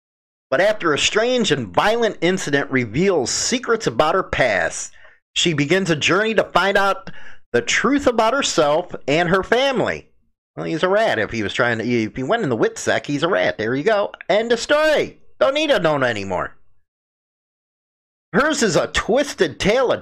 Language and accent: English; Chicago, Illinois, United States; accent: Chicago; my Chicago accent